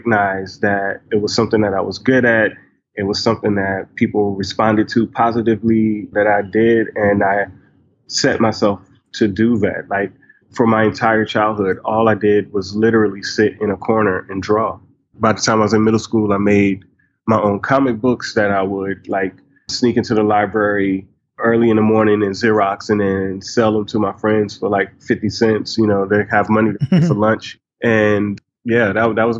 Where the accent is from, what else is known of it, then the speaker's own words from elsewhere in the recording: South Carolina, United States; also born or lived in Brooklyn, New York / New York; now in Atlanta, United States; I was born in Brooklyn and I lived there till I was about 6 years old. And then I ended up moving south to South Carolina after I lost my parents and I was adopted and grew up in South Carolina